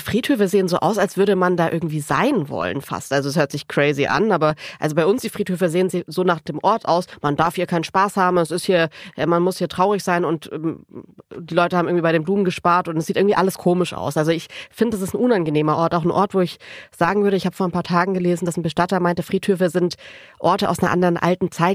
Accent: Baden-Württemberg, Germany; ich bin aus Baden-Württemberg

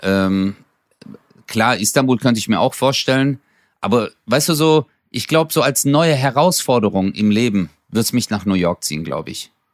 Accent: Stuttgart, Baden-Württemberg, Germany; Ich bin zwar in Stuttgarthausen aufgewachsen, aber die Gegend drumherum ist halt schon idyllisch

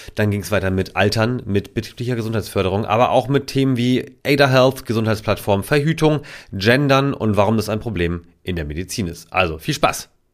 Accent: Germany; als Deutscher

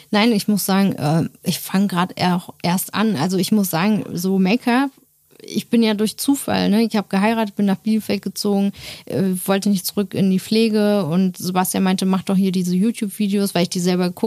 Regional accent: Turkey; ja, sorry, ich bin auch Türkin

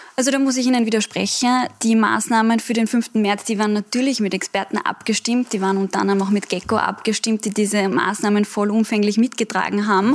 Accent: Vienna, Austria; wir sind ja eigentlich Wiener Kollegen

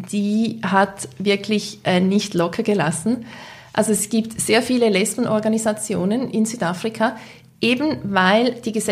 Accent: Switzerland; als Schweizer Journalisten.

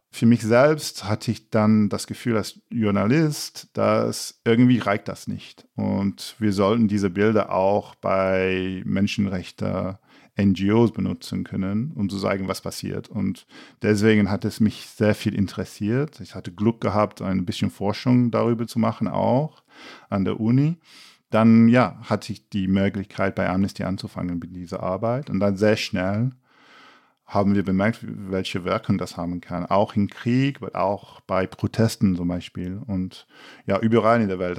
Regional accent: England, United Kingdom; German is a second language; moved away; als Engländer

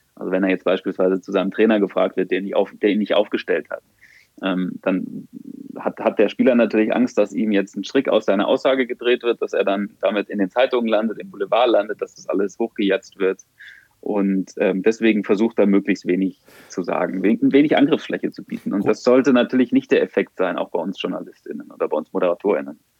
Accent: Germany; als Deutscher

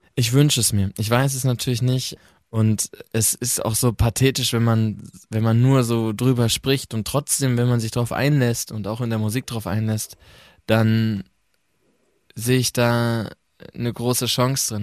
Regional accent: North Rhine-Westphalia, Germany; moved away; also born or lived in Mannheim; ich komme ja vom Land aus Ostwestfalen

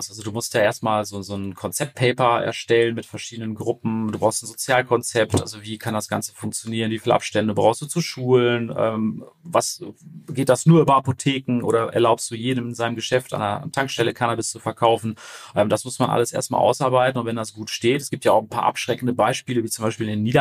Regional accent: Paderborn, North Rhine-Westphalia, Germany; wir kommen aus Paderborn, also wir sind jetzt nicht so die Re Region, wo irgendwas richtig losgeht.

